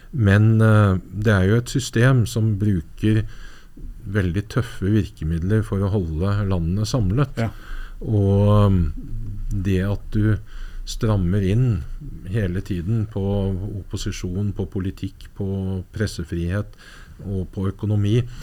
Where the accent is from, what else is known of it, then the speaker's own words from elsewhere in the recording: Norway; Jeg er nordmann